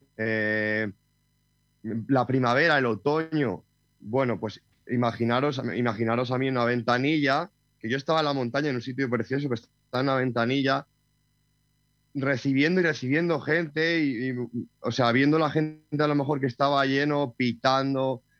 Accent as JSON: {"language": "Spanish", "region": "Castile and León", "country": "Spain", "tie": "born or raised there", "moved": "yes", "lives_now": "Sierra de Madrid, Spain", "said": "mi pueblo, tengo pueblo eh, en Ávila, y bueno, pues de alguna manera me crié en la, naturaleza"}